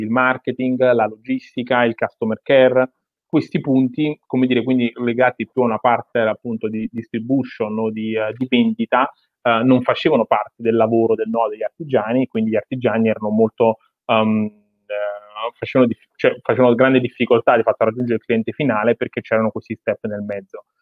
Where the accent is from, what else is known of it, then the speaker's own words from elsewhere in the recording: Naples, Campania, Italy; sono napoletano, sono nato eh, e cresciuto in una bottega artigiana